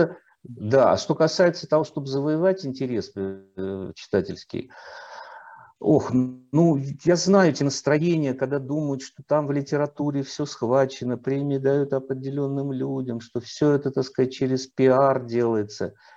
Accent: Volgograd, Volgograd Oblast, Russia; moved away; also born or lived in Saratov / Moscow; я сам не москвич по рождению, я родился в Волгограде, учился в Саратове, потом только в литературный институт поступил

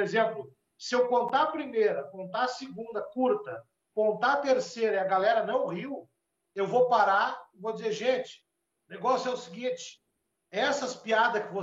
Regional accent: Rio Grande do Sul, Brazil; é para nós aqui que somos do Rio Grande do Sul, o Jaguara é o vira-lata

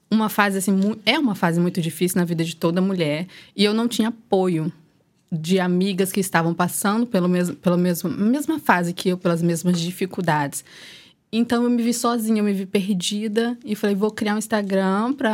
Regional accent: Espírito Santo, Brazil; sou capixaba, tenho 29 anos

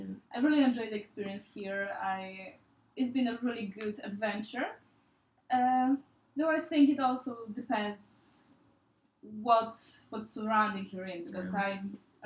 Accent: Poland; moved away as an adult; now in Lisbon, Portugal; I'm, how Mariana already said, I'm from Poland. I'm 22.

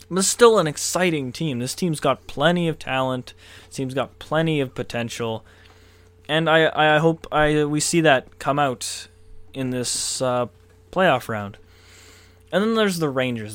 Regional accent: Canada; I'm a proud Canadian

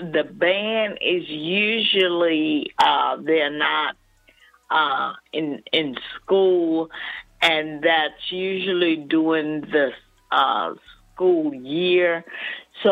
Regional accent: Alabama, United States; I'm from Alabama

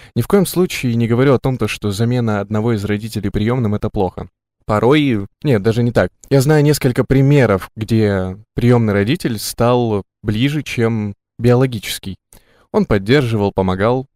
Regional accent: Krasnoyarsk, Krasnoyarsk Krai, Russia; я, например, э, родился и вырос в Красноярске

